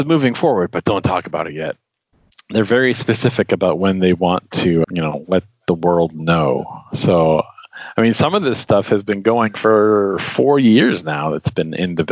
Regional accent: Beverly, Massachusetts, United States; I grew up in Beverly, looking out my window towards the ocean

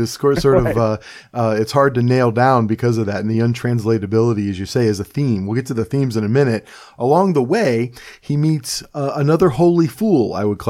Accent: Cleveland, Ohio, United States; now in Pennsylvania, United States; I'm a person who's also kind of displaced. I'm from Cleveland, Ohio, and I will probably never live there again.

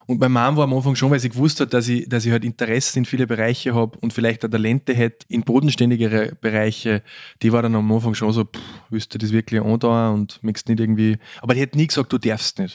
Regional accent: Austria; also born or lived in Vienna; Als Österreicher in Deutschland im zweiten Filmberufsjahr

